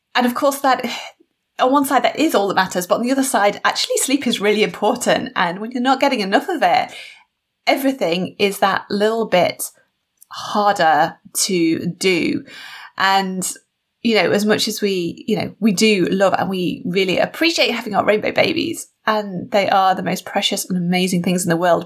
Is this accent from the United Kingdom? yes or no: yes; United Kingdom; built into my DNA or our DNA as British people